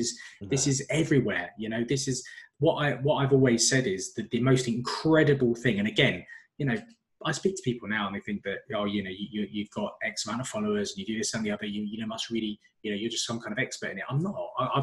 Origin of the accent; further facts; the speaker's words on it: London, United Kingdom; North London. That's why I've said North with an F.